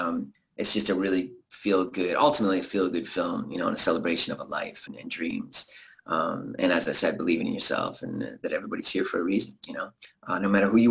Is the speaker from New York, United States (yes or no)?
yes; Buffalo, New York, United States; moved away; also born or lived in Hollywood; I grew up in Buffalo, New York